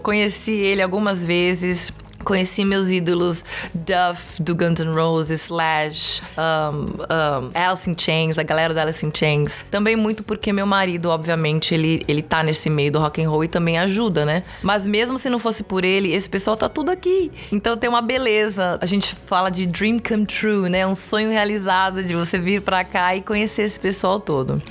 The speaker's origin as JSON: {"language": "Portuguese", "country": "Brazil", "moved": "as an adult", "lives_now": "Los Angeles, United States", "said": "eu sou brasileira"}